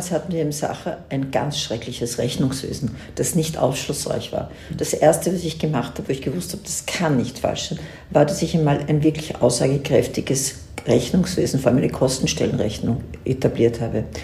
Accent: Vienna, Austria; ich bin Wienerin und lebe jetzt nicht in Tirol, aber ich bin jede, Tage, jede Woche drei bis vier Tage hier.

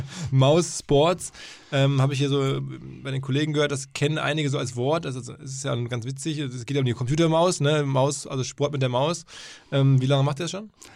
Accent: Essen, North Rhine-Westphalia, Germany; aus meiner Heimat quasi kommt, wenige Meter Luftlinie von Essen entfernt

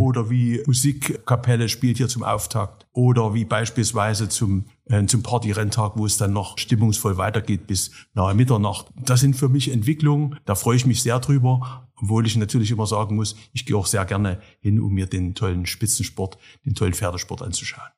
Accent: Saxony, Germany; für mein Heimatland, für den Freistaat Sachsen

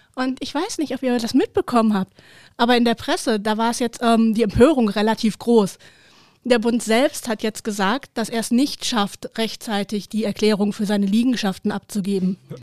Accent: Herten, North Rhine-Westphalia, Germany; in meiner Heimatstadt, dem wunderschönen Herten

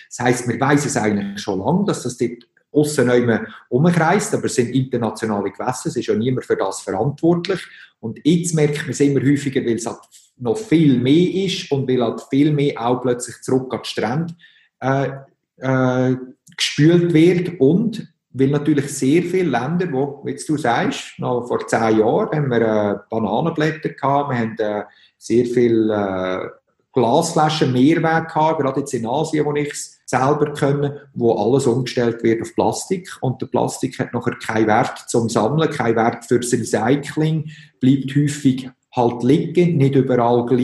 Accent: Switzerland; Und da fehlt mir teilweise auch ein bisschen die Erklärung, dass ähm, als Schweizer, wo wir ja zuerst mal alle verschiedensten Probleme haben.

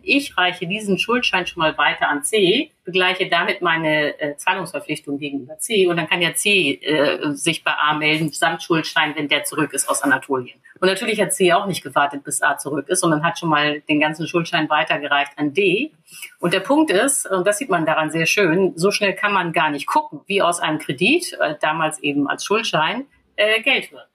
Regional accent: Germany; wir als Deutsche

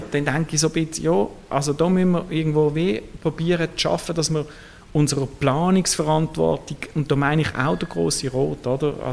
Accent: Basel, Basel-Stadt, Switzerland; Also der Rhein, ich bin in Basel aufgewachsen, ich bin viel am Rhein gesehen

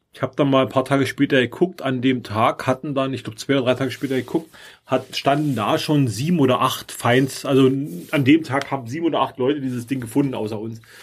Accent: Germany; als Deutscher ist man echt ein bisschen, ein bisschen sprachlich verloren

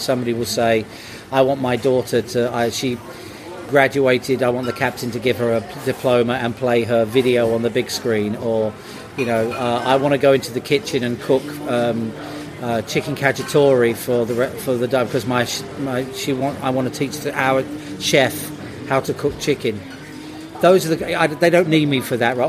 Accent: United Kingdom; I'm British

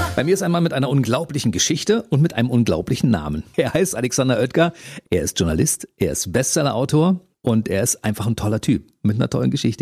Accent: Berlin, Germany; wir sind ja beide Ost-Berliner

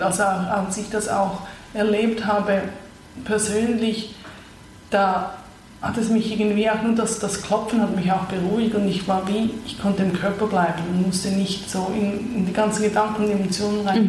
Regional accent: Zurich, Switzerland; moved away; also born or lived in Vancouver / New York; ich bin ursprünglich aus Zürich, habe lange in Nordamerika gelebt, in Vancouver als letztes und vorher noch in New York und jetzt bin ich seit zwei Jahren zurück in Zürich

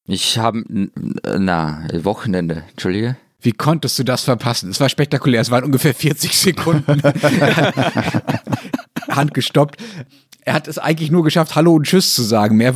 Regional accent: Austria; vielleicht dann doch nicht mehr so wichtig, wie man sich das als Österreicher manchmal, manchmal einbildet.

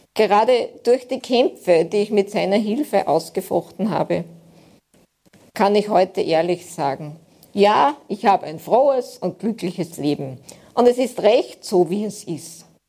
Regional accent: Aschach an der Steyr, Upper Austria, Austria; ich komme aus Steyr, in der Nähe der Stadt Steyr, also einem kleinen Ort, Aschach an der Steyr.

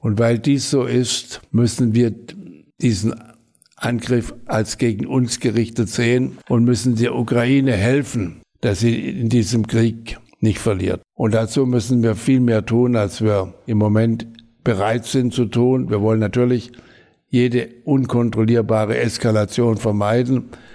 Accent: Hornberg, Baden-Württemberg, Germany; ich bin aufgewachsen in der französischen Besatzungszone. Und in dem Haus, in dem meine Eltern oder wir zur Familie, also als, äh, eine Mietwohnung hatten, war auch der äh, in, in Hornberg, das ist die Heimat, meine Heimatstadt

